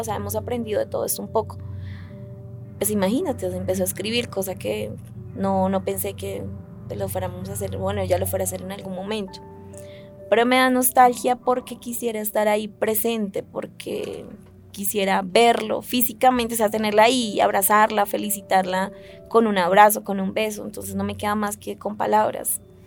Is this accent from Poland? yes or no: no; Putumayo, Colombia; now in Bogotá, Colombia; Yo nací en el Putumayo el 7 de diciembre del 86